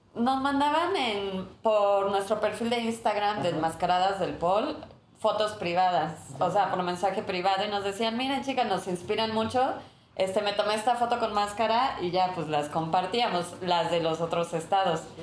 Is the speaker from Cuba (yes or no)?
no; Chiapas, Mexico; yo soy de Chiapas, chiapaneco